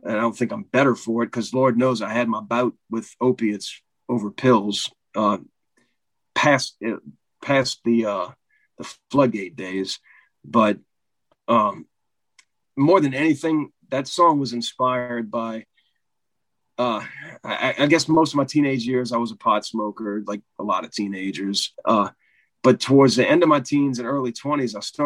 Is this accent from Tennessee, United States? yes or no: no; New Orleans, Louisiana, United States; I'm born and raised in New Orleans, so the Meters is like, that's royalty here